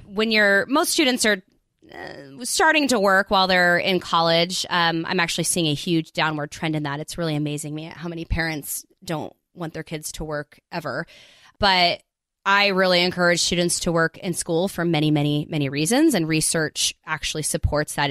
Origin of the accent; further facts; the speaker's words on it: United States; also born or lived in South Korea; I'm American, but I lived in South Korea for six years